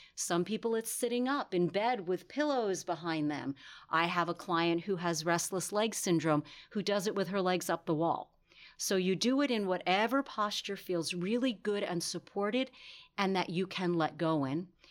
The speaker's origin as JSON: {"language": "English", "region": "New York", "country": "United States", "said": "I'm from New York"}